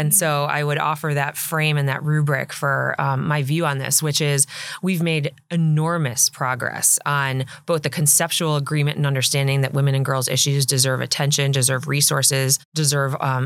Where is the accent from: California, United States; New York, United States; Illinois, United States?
New York, United States; Buffalo; I grew up in Buffalo, New York. I am a very proud Buffalo native.